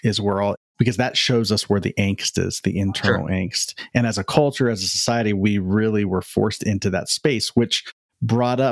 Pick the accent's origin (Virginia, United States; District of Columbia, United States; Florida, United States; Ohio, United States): Ohio, United States; Columbus; now in Southern California, United States; born and raised in Columbus, Ohio. That's where I'm from.